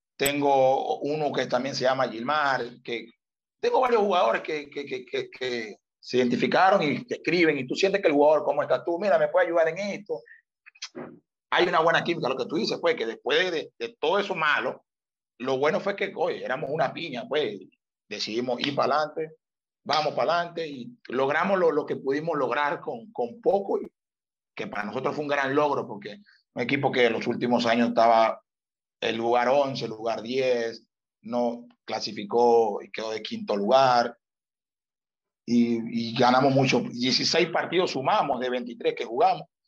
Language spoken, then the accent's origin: Spanish; Venezuela; moved away as an adult; also born or lived in Malta; A nosotros como venezolanos nos cuesta trabajar